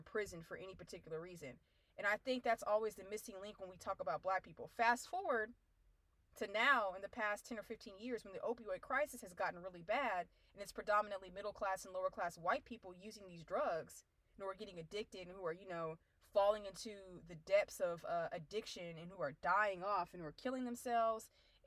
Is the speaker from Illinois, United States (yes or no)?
no; Abilene, Texas, United States; I'm from Abilene, Texas, which is a small city in West Texas